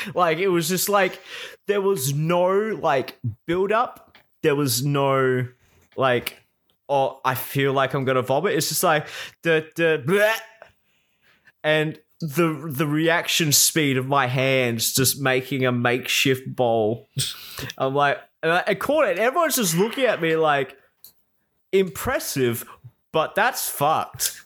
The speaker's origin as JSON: {"language": "English", "region": "South Australia", "country": "Australia", "tie": "born or raised there"}